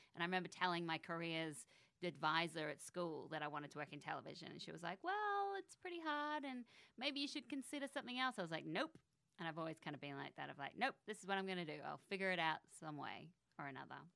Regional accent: Canberra, Australian Capital Territory, Australia; born or raised there; moved away as an adult; also born or lived in Sydney, Australia; now in United States

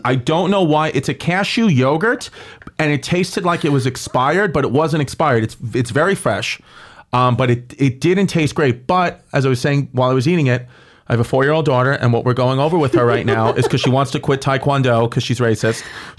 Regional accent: New York City, New York, United States; I'm from New York.

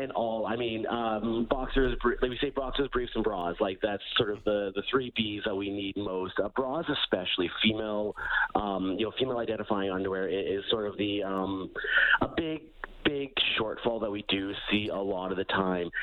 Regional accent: Alberta, Canada; I'm born and raised in Alberta.

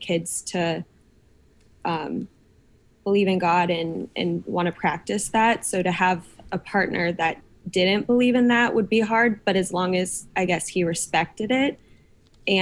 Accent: Des Moines, Iowa, United States; moved away as an adult; now in Nashville, United States; I lived in Des Moines, which is the biggest city in Iowa

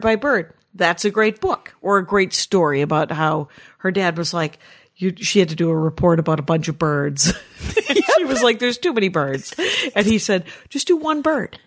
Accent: Wisconsin, United States; I'm from Wisconsin

